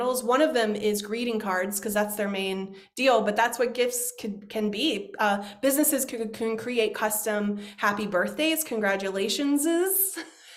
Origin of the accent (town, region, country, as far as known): United States